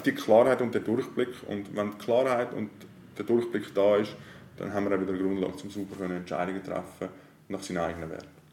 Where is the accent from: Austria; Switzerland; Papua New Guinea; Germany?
Switzerland; Männedorf, Lake Zurich; ich komme aus Merendorf, am wunderschönen Zürichsee.